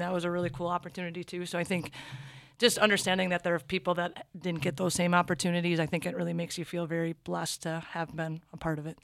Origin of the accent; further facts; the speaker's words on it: Minnesota, United States; us growing up in Minnesota, being the hockey state